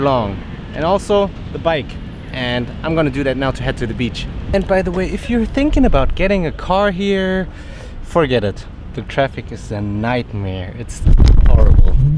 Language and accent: English; Berlin, Germany; now in Barcelona, Spain; I'm from Berlin so Berlin is 8 times the size of Barcelona